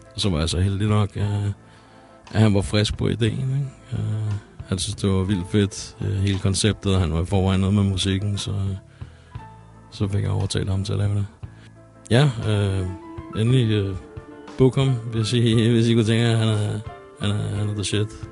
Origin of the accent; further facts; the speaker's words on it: Copenhagen, Capital Region of Denmark, Denmark; jeg kommer over selv herude fra Yder Nørrebro, og jeg lige nu øh, vokser op herude